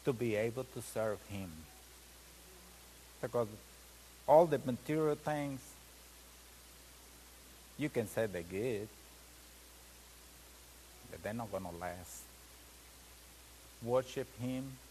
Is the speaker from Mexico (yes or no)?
yes; Mexico; moved away; I'm Mexican. I come from Mexico. Come from a family that sometimes they was not even got enough to eat one day